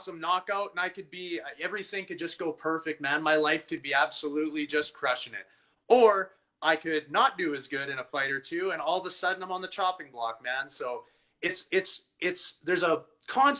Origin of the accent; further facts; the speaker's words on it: Edmonton, Alberta, Canada; I'm from Edmonton